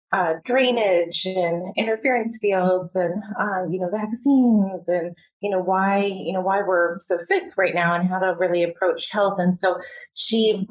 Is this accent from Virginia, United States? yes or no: yes; Virginia, United States; now in Seattle, United States; I grew up in Virginia outside of Washington, D.C.